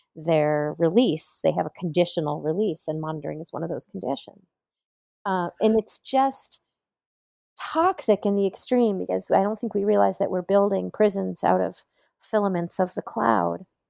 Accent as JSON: {"language": "English", "town": "Bloomington", "region": "Indiana", "country": "United States", "tie": "born or raised there", "said": "here in Bloomington, my hometown"}